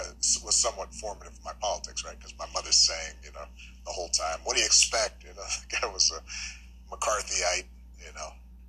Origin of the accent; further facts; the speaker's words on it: Hawaii, United States; where I am is paradise in Hawaii, right?